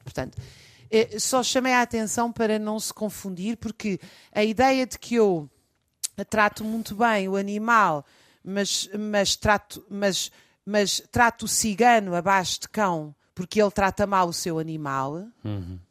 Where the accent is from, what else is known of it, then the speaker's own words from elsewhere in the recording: Lisbon, Portugal; Eu já sempre nasci, vivi em Lisboa